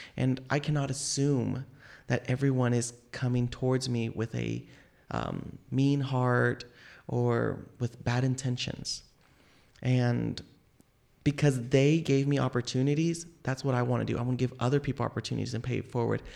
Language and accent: English; Tulsa, Oklahoma, United States; I was born here in Tulsa, and I still have family members